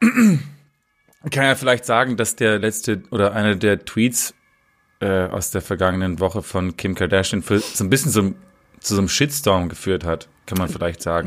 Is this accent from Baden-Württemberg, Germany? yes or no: no; Berlin, Germany; als Berliner